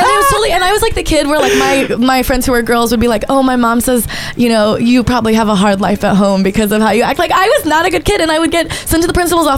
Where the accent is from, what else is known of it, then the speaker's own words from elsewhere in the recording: New York, United States; Yeah, so I grew up on Canal Street, I think.